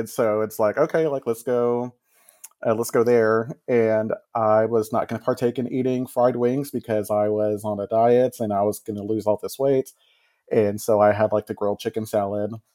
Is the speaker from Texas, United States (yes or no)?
yes; Texas, United States; I grew up here in Texas